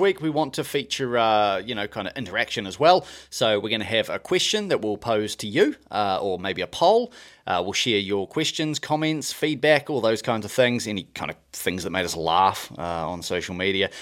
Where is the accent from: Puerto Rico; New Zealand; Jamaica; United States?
New Zealand; moved away as an adult; also born or lived in Scotland; I'm from New Zealand